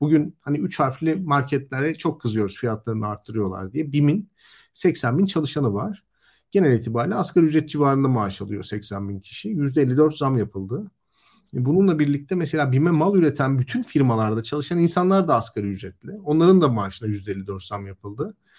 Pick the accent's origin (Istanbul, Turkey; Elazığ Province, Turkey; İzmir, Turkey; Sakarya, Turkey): Elazığ Province, Turkey; Elazığ; moved away; ben mesela Elazığ'da doğdum, büyüdüm.